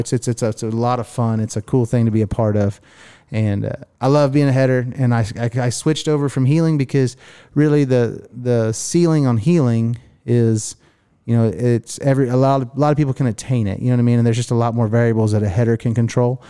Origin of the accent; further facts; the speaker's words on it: Miami, Oklahoma, United States; some broke kid growing up in Miami, Oklahoma